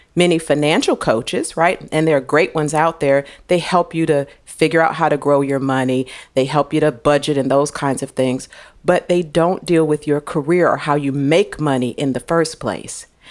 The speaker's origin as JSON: {"language": "English", "town": "St. Louis", "region": "Missouri", "country": "United States", "tie": "born or raised there", "said": "I was born in Saint Louis, Missouri"}